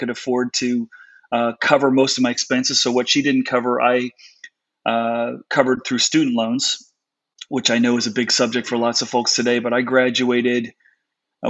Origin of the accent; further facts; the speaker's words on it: Connecticut, United States; also born or lived in South Africa; I grew up on the East Coast in Connecticut.